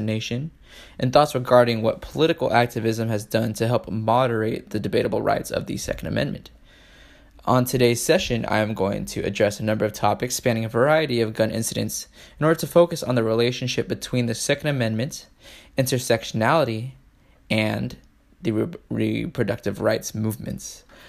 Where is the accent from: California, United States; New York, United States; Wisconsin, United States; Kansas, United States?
California, United States; San Diego; a Mexican American, born and raised in San Diego